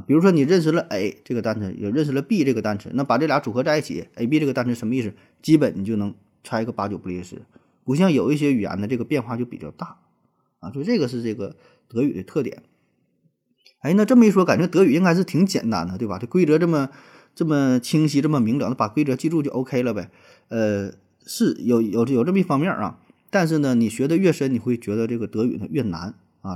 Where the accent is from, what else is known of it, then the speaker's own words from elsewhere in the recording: China; 作为中国人啊，特别是咱们这一代八零后、九零后